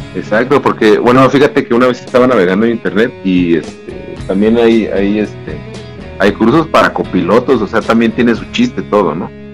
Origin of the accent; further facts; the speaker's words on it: Mexico; tenemos esa costumbre, ¿no? Como mexicanos